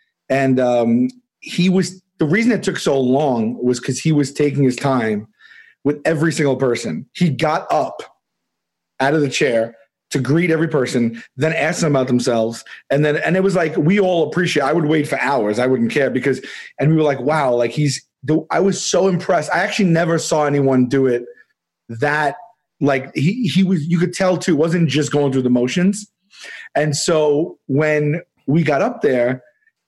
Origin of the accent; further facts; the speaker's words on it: New York City, New York, United States; I'm from Staten Island